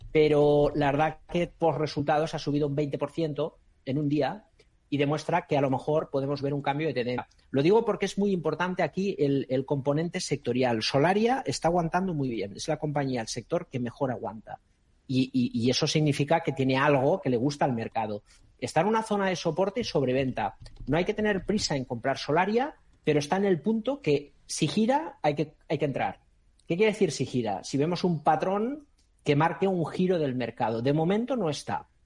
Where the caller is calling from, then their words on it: Madrid, Community of Madrid, Spain; Hola, buenas tardes, soy … de Madrid.